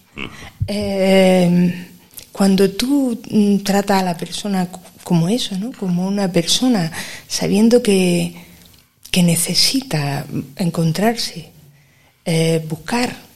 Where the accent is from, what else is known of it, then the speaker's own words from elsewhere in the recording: Granada, Andalusia, Spain; yo soy de Granada, de toda la vida